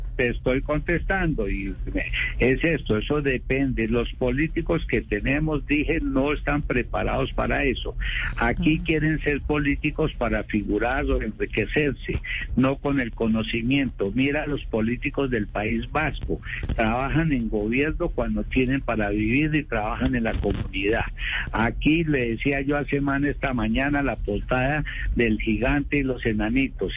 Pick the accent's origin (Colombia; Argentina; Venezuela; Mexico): Colombia; Bogotá; yo me acuerdo de niño las buses en Bogotá, los buses azules